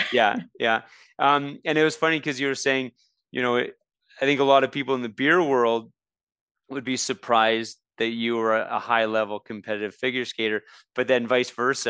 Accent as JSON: {"language": "English", "town": "Red Deer", "region": "Alberta", "country": "Canada", "tie": "born or raised there", "said": "I grew up in Red Deer"}